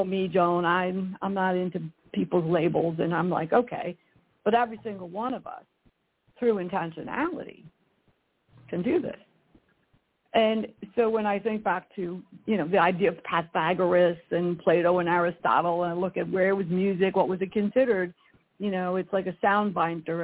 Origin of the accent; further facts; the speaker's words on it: Glen Rock, New Jersey, United States; also born or lived in New York City; now in Northern California, United States; my hometown of Glen Rock